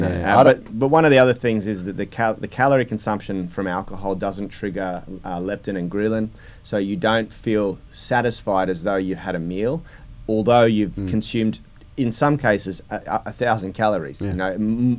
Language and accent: English; Sydney, New South Wales, Australia; I was born in Newport